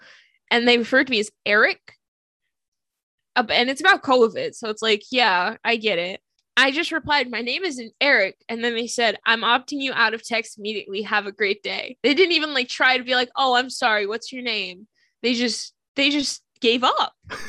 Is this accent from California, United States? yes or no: no; New Jersey, United States; now in Virginia, United States; I was born in New Jersey, care. So I get a New Jersey area code.